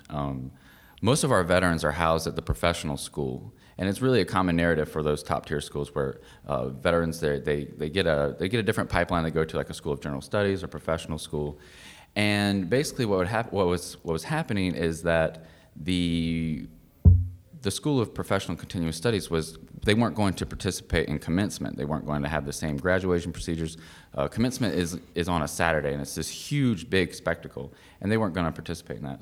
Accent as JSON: {"language": "English", "town": "Lexington", "region": "South Carolina", "country": "United States", "moved": "yes", "said": "I'm from Lexington, South Carolina"}